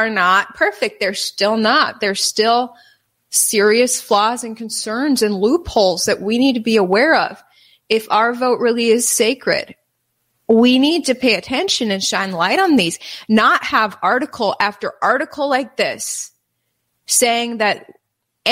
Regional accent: Wisconsin, United States; I'm from Wisconsin.

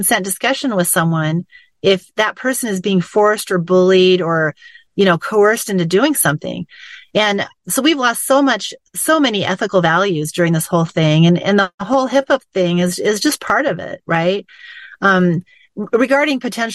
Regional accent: United States; I was born in America to parents who had fled from a system like this

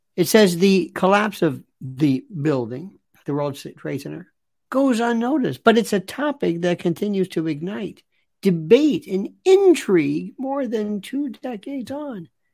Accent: New York City, New York, United States; I'm a New Yorker

